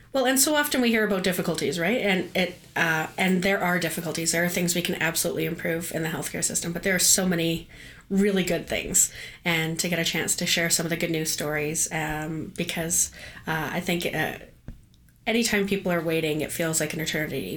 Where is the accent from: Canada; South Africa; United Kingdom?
Canada; as a Canadian